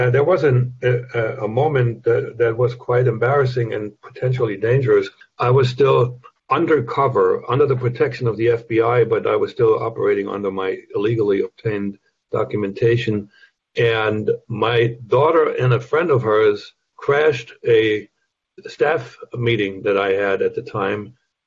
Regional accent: Germany; English is a second language; moved away as an adult; now in United States; I grew up in a remote corner of what was then East Germany, Soviet occupied initially, and then which became the German Democratic Republic

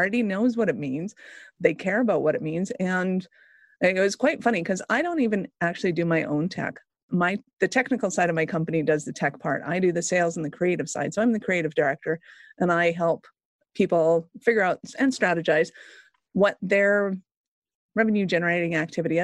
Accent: Calgary, Alberta, Canada; I'm Canadian. I'm from Calgary.

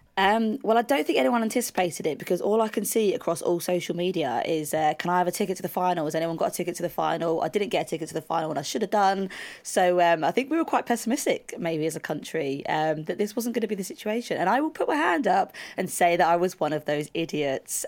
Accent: United Kingdom; we're British

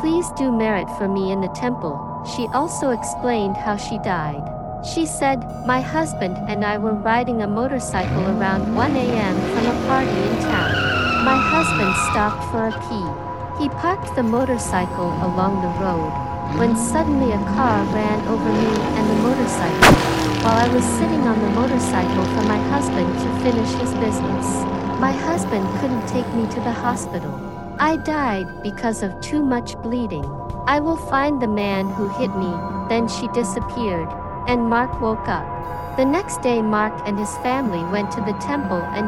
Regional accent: Thailand; I'm basically from Thailand

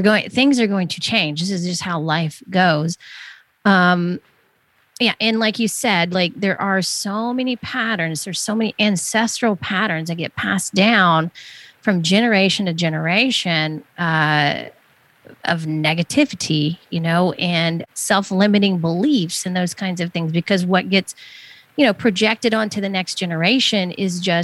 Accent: the South, the Southeast United States, United States; I grew up in the South, the Southeast United States

